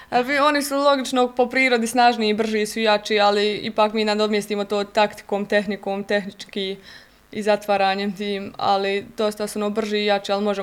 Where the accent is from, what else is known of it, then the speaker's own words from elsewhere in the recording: Goražde, Federation of Bosnia and Herzegovina, Bosnia & Herzegovina; now in Mostar, Bosnia and Herzegovina; pošto nije bio klub u mom mjestu gdje sam ja rođena, pošto sam ja e, rodom iz Goražda